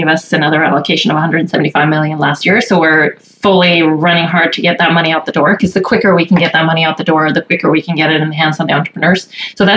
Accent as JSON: {"language": "English", "country": "Sweden", "moved": "as an adult", "lives_now": "Alberta, Canada", "said": "I'm Swedish originally, and I moved here and went to university here"}